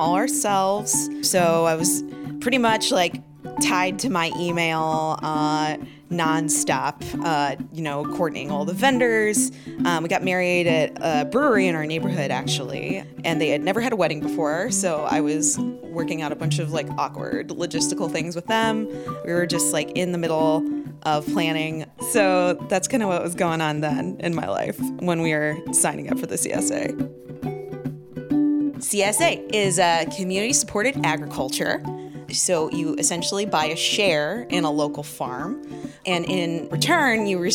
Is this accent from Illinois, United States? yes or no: no; Indiana, United States; I'm from Indiana in a super small town of like 4,000 people.